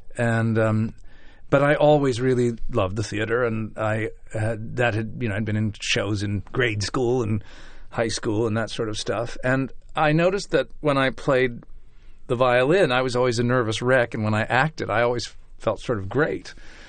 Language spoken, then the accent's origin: English; Chicago, Illinois, United States; also born or lived in New York, United States; About 12 years I was an actor, first in Chicago, my hometown, and then rather quickly in New York.